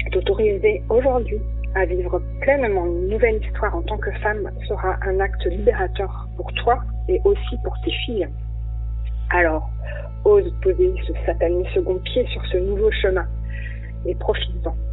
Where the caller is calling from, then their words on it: Nantes, Pays de la Loire, France; Bonjour, euh … de Nantes d'abord, je veux remercier Florence de nous offrir cet espace de parole.